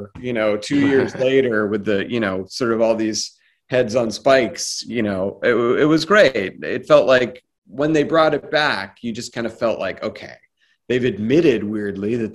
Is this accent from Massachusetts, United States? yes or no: yes; Boston, Massachusetts, United States; also born or lived in Cape Cod, Massachusetts; I grew up around Boston.